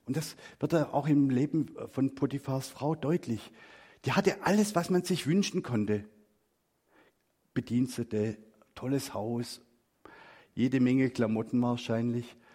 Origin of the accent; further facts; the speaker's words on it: Black Forest, Baden-Württemberg, Germany; moved away; ich bin im Schwarzwald groß geworden